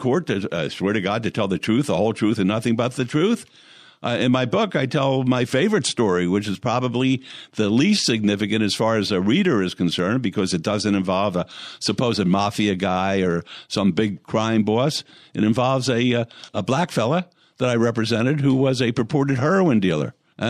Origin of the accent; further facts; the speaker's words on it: Philadelphia, Pennsylvania, United States; moved away as an adult; now in Las Vegas, United States; I mean, I came from Philadelphia.